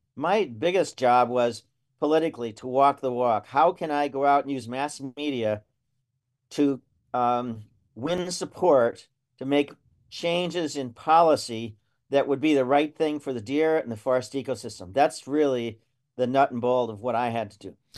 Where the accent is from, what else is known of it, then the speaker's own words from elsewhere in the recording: Lackawanna County, Northeast Pennsylvania, United States; I grew up in Northeast Pennsylvania. I was raised on a dairy farm up in Lackawanna County in the Poconos.